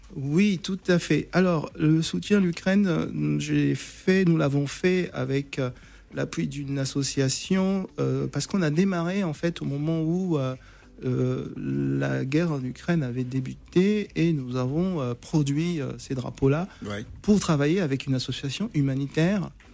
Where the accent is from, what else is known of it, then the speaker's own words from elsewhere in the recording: Gabon; je suis, je suis originaire du Gabon